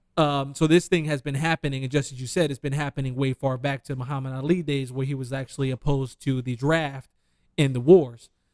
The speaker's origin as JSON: {"language": "English", "town": "Detroit", "region": "Michigan", "country": "United States", "said": "I'm from Detroit."}